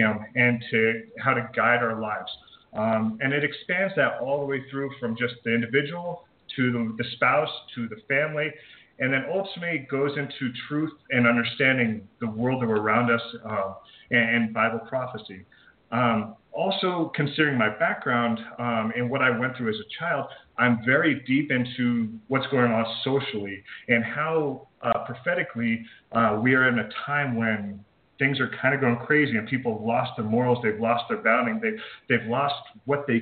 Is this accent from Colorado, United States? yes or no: yes; Colorado, United States; I was born and raised in Colorado on a small farm